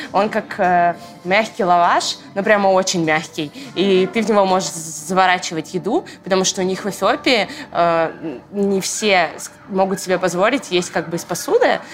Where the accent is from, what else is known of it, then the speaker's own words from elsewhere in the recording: Noginsk, Moscow Oblast, Russia; also born or lived in Orekhovo-Zuyevo; now in Moscow, Russia; Мы жили в городе Ногинске. Я там прожила, э, наверное, около 10 лет своей жизни